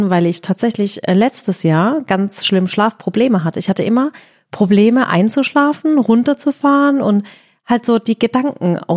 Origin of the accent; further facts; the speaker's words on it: Balingen, Baden-Württemberg, Germany; born there; Ich bin in Balingen geboren